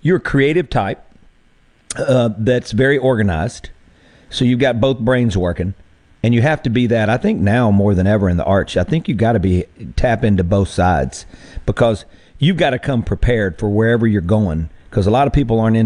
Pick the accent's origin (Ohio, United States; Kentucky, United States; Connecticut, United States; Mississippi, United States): Mississippi, United States; moved away as an adult; also born or lived in Nashville, Tennessee; I moved home and moved my family here